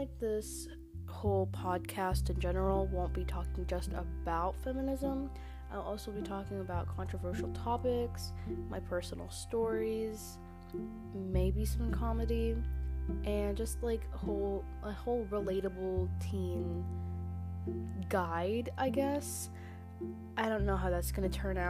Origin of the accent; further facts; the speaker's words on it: Philippines; I'm from the Philippines